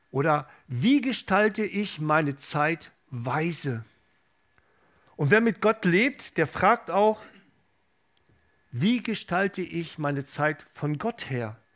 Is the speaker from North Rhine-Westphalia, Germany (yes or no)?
yes; Gelsenkirchen, North Rhine-Westphalia, Germany; ich komme ursprünglich aus dem Ruhrgebiet, aus Gelsenkirchen